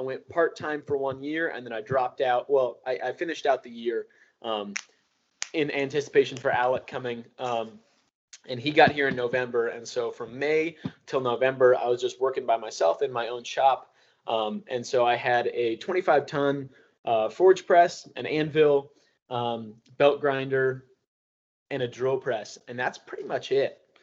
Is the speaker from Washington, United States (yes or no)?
yes; Seattle, Washington, United States; moved away; also born or lived in Bellevue, Washington; I grew up in Fremont in Seattle, and then I moved to Bellevue when I was a kid